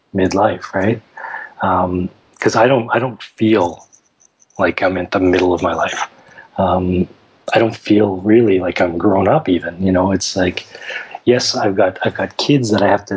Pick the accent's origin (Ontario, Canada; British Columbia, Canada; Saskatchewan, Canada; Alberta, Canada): Saskatchewan, Canada; Saskatoon; also born or lived in Nova Scotia; I was born in Nova Scotia, moved to Saskatchewan when I was 8, been in Saskatoon for pretty much the rest of my life.